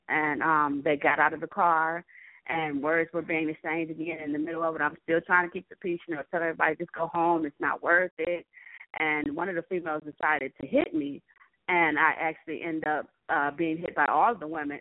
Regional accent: Cleveland, Ohio, United States; I'm from Cleveland, Ohio

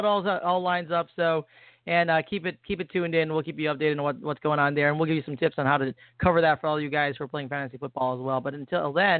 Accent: Midwest, United States; moved away; I'm actually from the Midwest.

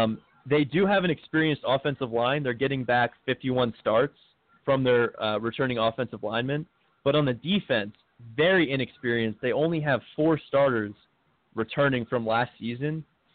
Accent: Virginia, United States; I live in Virginia. I grew up in Virginia.

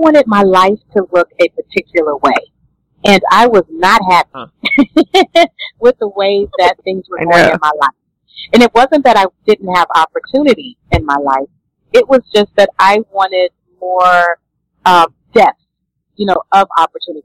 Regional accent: Louisiana, United States; I was born and raised in Louisiana

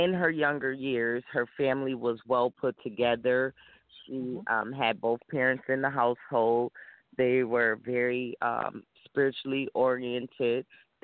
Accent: Rochester, New York, United States; I'm from Rochester, New York

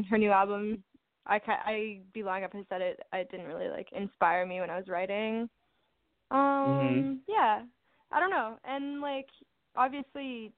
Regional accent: Kitchener, Ontario, Canada; from Kitchener, Waterloo

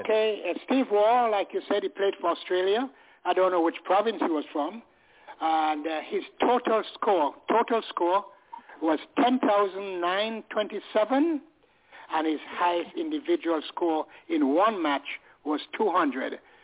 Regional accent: United Kingdom; I'm a British man

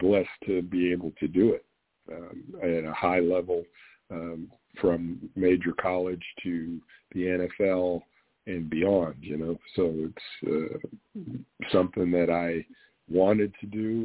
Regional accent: Western Pennsylvania, United States; moved away; growing up in Western Pennsylvania

